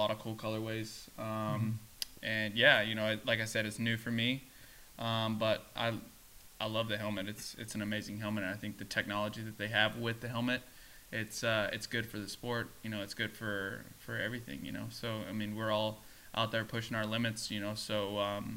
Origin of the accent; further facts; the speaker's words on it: near Memphis, west Tennessee, United States; I'm all the way on the west side, over by Memphis